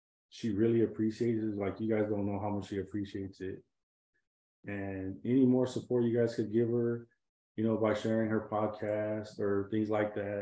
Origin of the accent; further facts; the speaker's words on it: California, United States; moved away as an adult; also born or lived in San Diego; now in South Texas, United States; I'm from California